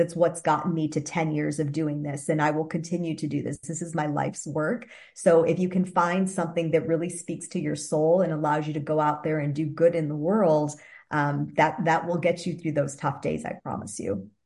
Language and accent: English; Wisconsin, United States; moved away as an adult; also born or lived in Boston / New York tri-state area / California; I'm from the Midwest originally. My husband and I are actually born and raised in Wisconsin.